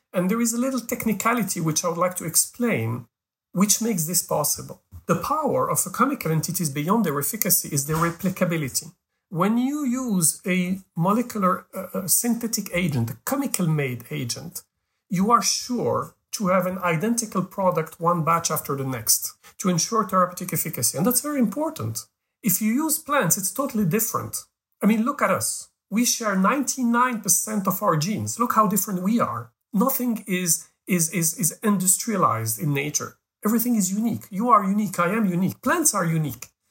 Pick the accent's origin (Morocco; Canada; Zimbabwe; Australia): Morocco; I was born in Africa. I'm Moroccan